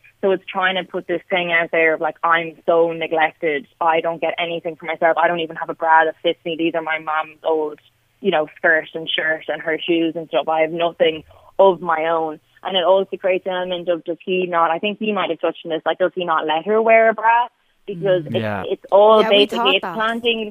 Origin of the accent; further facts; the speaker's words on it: Limerick, Munster, Ireland; I'm from Limerick